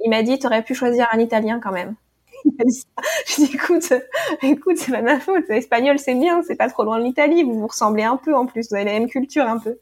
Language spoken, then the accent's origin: French; Normandy, France; now in United States; j'ai grandi en Normandie.